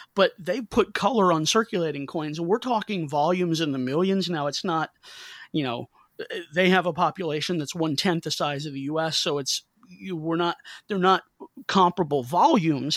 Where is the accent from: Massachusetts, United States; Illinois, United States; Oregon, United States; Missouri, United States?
Missouri, United States; St. Louis; I'm from Saint Louis, and in Saint Louis, baseball is darn near a state religion, and my family, we grew up rooting for the Cardinals